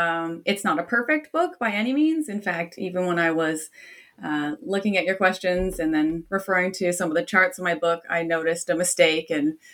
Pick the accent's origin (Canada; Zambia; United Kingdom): Canada; He was also Canadian, so I'm Canadian by origin.